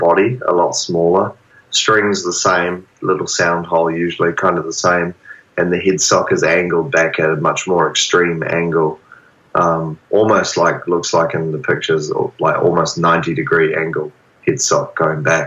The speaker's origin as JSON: {"language": "English", "country": "New Zealand", "moved": "yes", "lives_now": "Australia", "said": "I'm a New Zealander, so I'm living on the big brother country"}